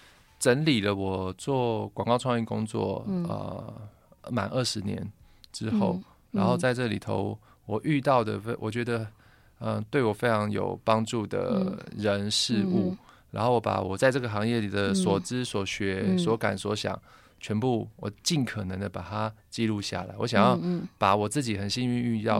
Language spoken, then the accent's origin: Chinese; Taipei, Taiwan; 像我是眷村长大的小孩啊